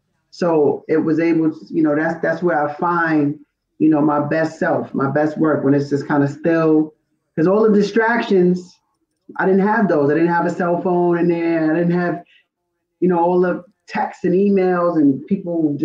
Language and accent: English; Roosevelt, New York, United States; I'm from Roosevelt, you know, Long Island